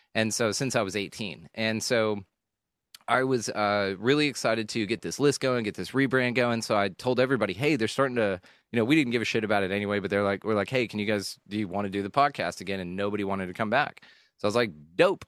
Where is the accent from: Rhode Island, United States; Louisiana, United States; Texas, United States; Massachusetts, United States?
Texas, United States; Keller; also born or lived in Houston, Texas; I grew up in a, a small ish suburban town. It wasn't on land or anything, so we weren't like farmers and shit. It was just a small town, uh, small commu- suburban community in North Texas uh, called Keller, Texas.